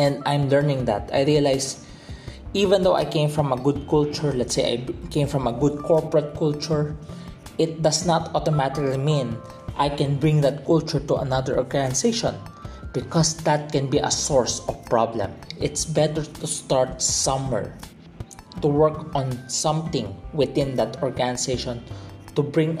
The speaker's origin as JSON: {"language": "English", "country": "Philippines", "tie": "born or raised there", "said": "I was brought up in the Philippines. I am Filipino by heart"}